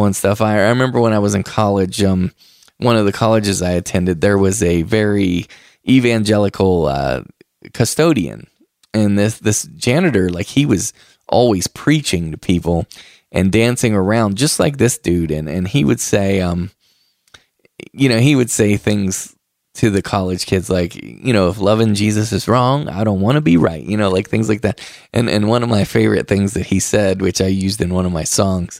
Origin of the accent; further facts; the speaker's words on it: the Bible Belt, United States; I'm originally from the Bible Belt